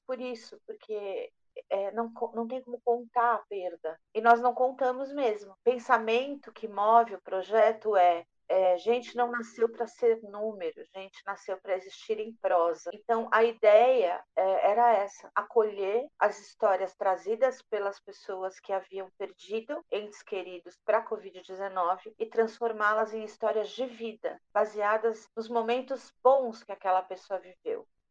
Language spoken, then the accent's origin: Portuguese; Brazil; nós, brasileiros todos